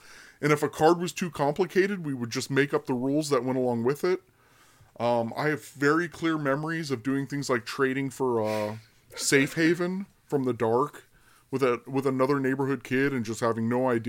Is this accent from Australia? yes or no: no; Sacramento, California, United States; also born or lived in Berlin, Germany; I'm originally from Sacramento, California, and I was born and spent much of my early years in Berlin, Germany.